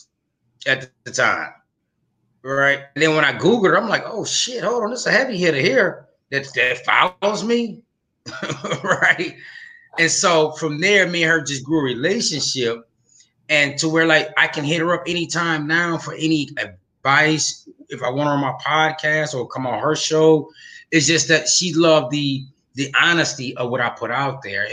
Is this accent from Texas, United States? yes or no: no; Flint, Michigan, United States; now in Atlanta, United States; I'm from Flint, Michigan. So from there, now I live in Atlanta, Georgia